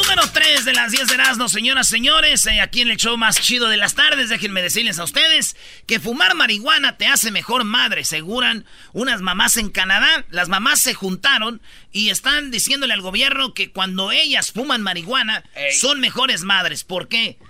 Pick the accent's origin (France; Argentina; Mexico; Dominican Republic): Mexico; Somos los, somos los papás mexicanos